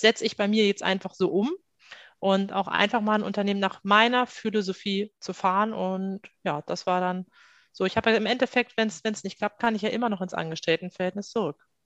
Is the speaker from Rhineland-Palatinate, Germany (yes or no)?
no; Salzgitter, Lower Saxony, Germany; moved away as an adult; now in Hamburg, Germany; komme an sich aus Salzgitter. Dort bin ich groß geworden